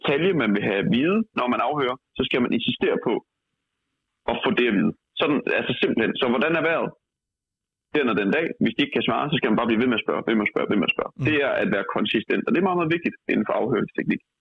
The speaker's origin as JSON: {"language": "Danish", "town": "Aarhus", "region": "Central Denmark Region", "country": "Denmark", "said": "øh, jeg kommer fra Aarhus, og jeg er tidligere rapper."}